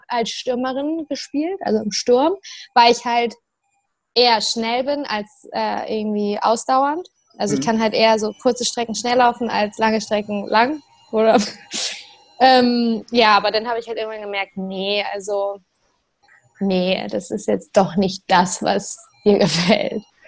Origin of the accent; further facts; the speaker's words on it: Maschen, Lower Saxony, Germany; moved away as an adult; also born or lived in Hamburg; now in Bremen, Germany; ich komme aus Maschen ursprünglich. Also so ein Dorf in Niedersachsen kurz vor Hamburg.